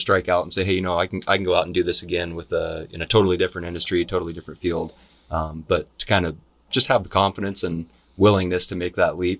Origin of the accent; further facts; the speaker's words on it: Gig Harbor, Washington, United States; also born or lived in Tacoma / Germany / South Carolina; I was born here in Tacoma. Lived in Germany for a while. Did a stint in South Carolina in middle school. So moved around a little bit, but spent most of my life here in the Pacific Northwest, living in Gig Harbor.